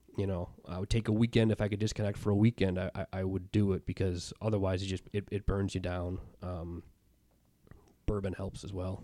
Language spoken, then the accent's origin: English; Chicago, Illinois, United States; moved away as an adult; a friend I grew up with in Chicago